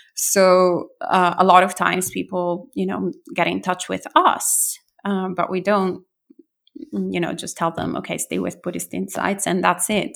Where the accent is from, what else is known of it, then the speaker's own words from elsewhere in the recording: Italy; now in New Jersey, United States; I'm originally from Italy, so I was born and bred there.